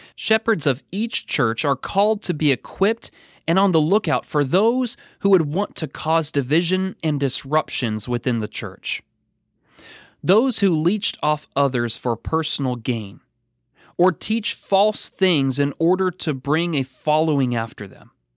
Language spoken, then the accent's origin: English; Pacific Northwest, United States; now in Kentucky, United States; growing up in the Pacific Northwest